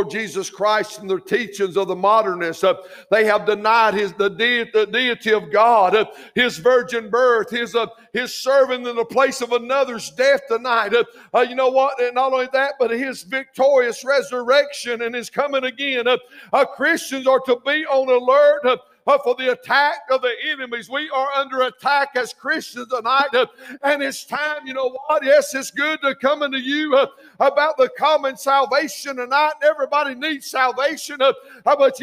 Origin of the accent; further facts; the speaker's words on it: Clover, South Carolina, United States; also born or lived in Greer, South Carolina; I was raising most of my life in Clover, South South Carolina